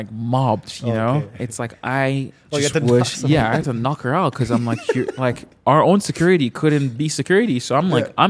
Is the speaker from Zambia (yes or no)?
no; Canada; from my perspective of like a Congolese kids growing up in Canada